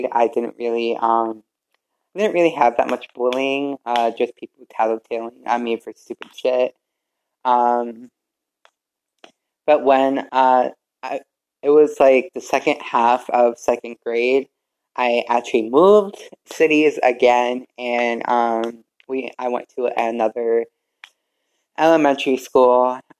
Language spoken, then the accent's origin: English; Vernon, Connecticut, United States; born there; also born or lived in Middletown / Glastonbury; I was born in Vernon, Connecticut, and we moved around from Middletown to Glastonbury to who knows where.